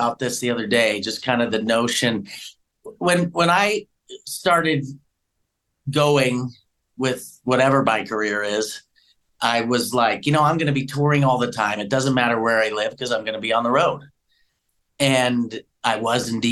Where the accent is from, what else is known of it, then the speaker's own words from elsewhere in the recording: St. Louis, Missouri, United States; moved away as an adult; also born or lived in Flagstaff, Arizona; now in Sedona, United States; I grew up in St. Louis, so I was a city type person